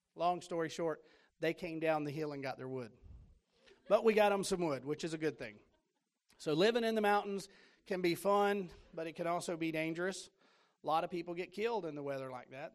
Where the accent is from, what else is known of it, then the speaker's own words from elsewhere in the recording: Florida, United States; moved away as an adult; also born or lived in Tennessee; I'm from Florida.